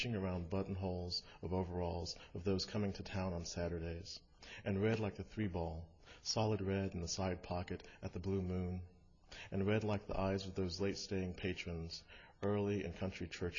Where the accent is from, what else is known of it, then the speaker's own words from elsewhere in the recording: Milledgeville, Georgia, United States; This book is about my hometown, Milledgeville, Georgia.